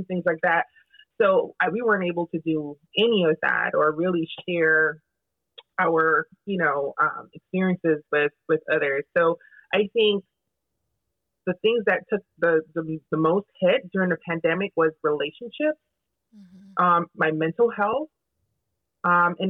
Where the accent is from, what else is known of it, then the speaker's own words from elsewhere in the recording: Jamaica; I'm also Jamaican.